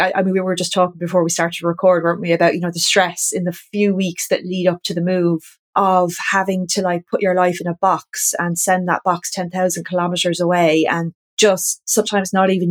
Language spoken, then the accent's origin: English; County Wexford, Leinster, Ireland; moved away as an adult; also born or lived in Australia; now in Waterford, Ireland; I'm originally from County Wexford, just not far from where we live now